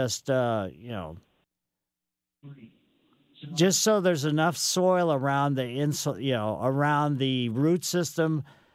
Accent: Ellisville, Missouri, United States; I grew up in Ellisville on Maple Lane

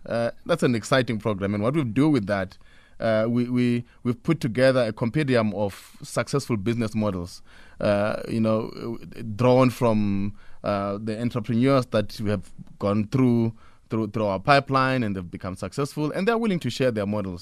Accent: Pretoria, Gauteng, South Africa; I come from Pretoria

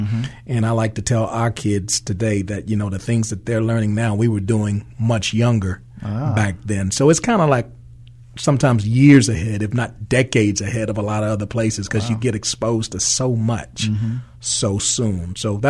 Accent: Brooklyn, New York, United States; Oh, my God. I love Brooklyn. Brooklyn was a place for a kid to really be exposed to some of everything

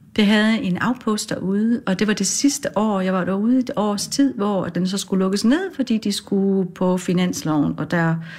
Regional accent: Gedsted, North Denmark Region, Denmark; also born or lived in Aarhus / Farsø; har jeg vokset op i en lille bit by ude ved Limfjorden

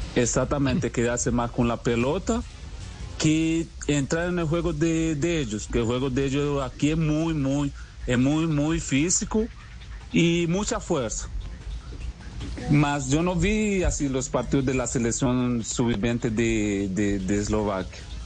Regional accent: Timbiquí, Cauca, Colombia; also born or lived in Brazil; now in Slovakia; Nosotros somos de una ciudad muy pequeña ...aquí es San Bernardo, Timbiquí, Cauca, donde yo nací

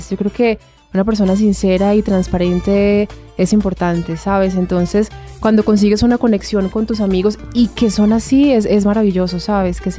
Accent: Antioquia, Colombia; Bueno, amo profundamente como buena paisa los frijoles, me encantan muchísimo.

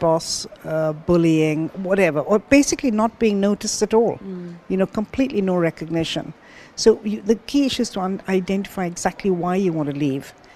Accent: Kenya; also born or lived in London; now in Dubai, United Arab Emirates; I was born in Kenya.

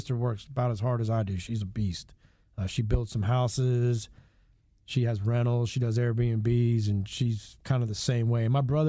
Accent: New Jersey, United States; born there; moved away; I was born in New Jersey, but we moved here because my dad was in pharmaceutical sales in 1980.

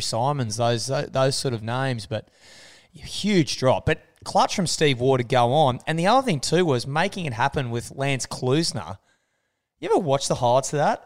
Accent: Australia; we're Australian

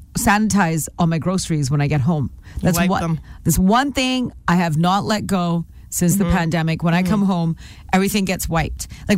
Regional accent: Nanaimo, British Columbia, Canada; moved away; I'm from Nanaimo

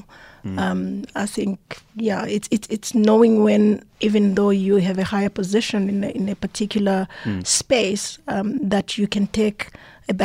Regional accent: South Africa; I'm proudly South African.

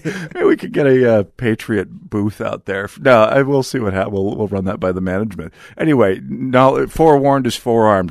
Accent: North Dakota, United States; now in Minnesota, United States; I'm from North Dakota

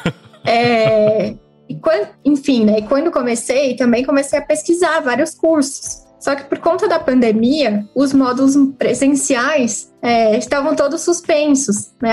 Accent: Jundiaí, São Paulo, Brazil; moved away as an adult; now in São Paulo, Brazil; nasci e cresci em Jundiaí, aqui pertinho de São Paulo

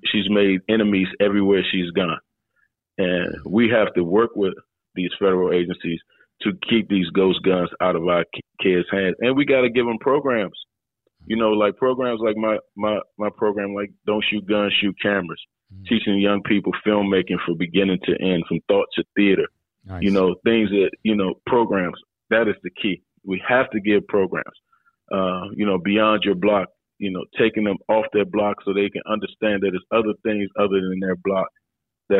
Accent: Washington, District of Columbia, United States; I grew up in Washington, D.C.

